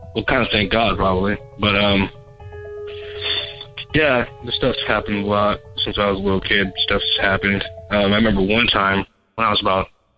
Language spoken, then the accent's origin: English; San Bernardino, California, United States; I'm from San Bernardino, California